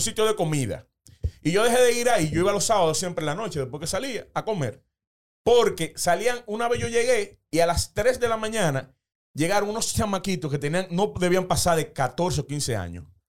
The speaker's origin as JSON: {"language": "Spanish", "town": "Los Alcarrizos", "region": "Distrito Nacional", "country": "Dominican Republic", "tie": "born or raised there", "said": "yo soy oriundo de los Alcarrizos"}